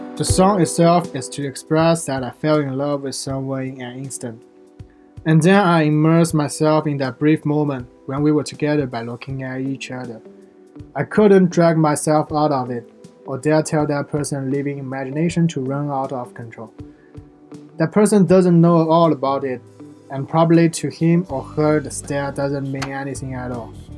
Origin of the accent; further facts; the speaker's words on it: Shanghai, China; now in Xi'an, China; None of us local from Xi'an, but we choose to stay here after graduation. I'm from Shanghai.